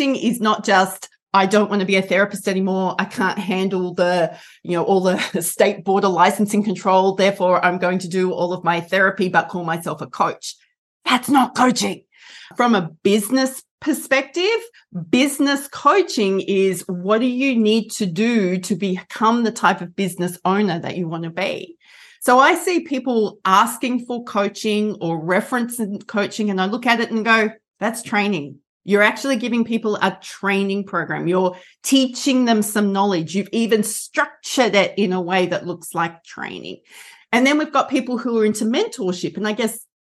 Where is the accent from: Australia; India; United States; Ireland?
Australia; I'm an Australian, which is why I sound like this.